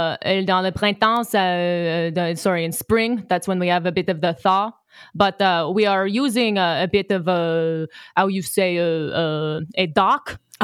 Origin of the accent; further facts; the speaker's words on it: Trois-Rivières, Quebec, Canada; born there; I was born in Trois-Rivières, Quebec, just outside of Montreal, in between Quebec City and Montreal. And, you know, born and raised Catholic.